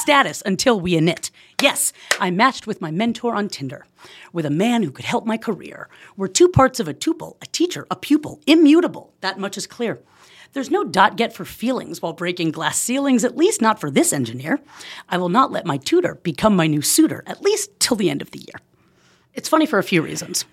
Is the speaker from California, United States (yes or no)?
yes; Oakland, California, United States; moved away as an adult; now in Silver Lake, Los Angeles, United States; I'm originally from Oakland